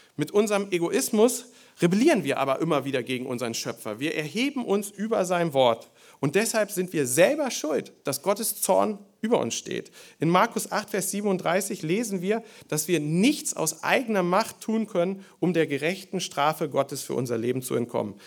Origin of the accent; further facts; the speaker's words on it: Germany; Bei uns in Deutschland